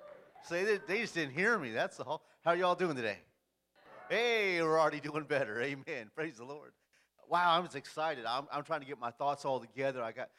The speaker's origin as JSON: {"language": "English", "town": "Porterville", "region": "California", "country": "United States", "moved": "as an adult", "lives_now": "Kentucky, United States", "said": "we're from the middle of California, in this little farm town called Porterville. It's between Fresno and Bakersfield. So we're from the farm side of the town."}